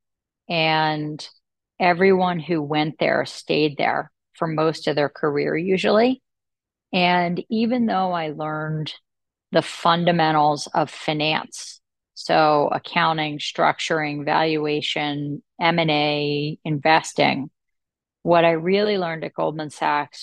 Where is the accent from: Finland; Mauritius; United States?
United States; Atlantic City, New Jersey; I'm from Atlantic City, New Jersey